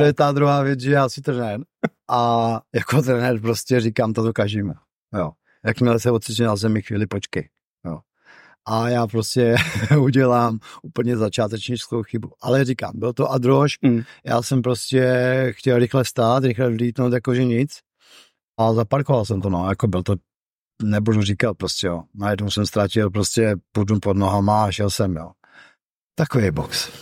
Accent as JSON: {"language": "Czech", "town": "Ústí nad Labem", "region": "Ústí nad Labem Region", "country": "Czechia", "tie": "born or raised there", "moved": "yes", "lives_now": "Brno, Czechia", "said": "v mém rodném městě"}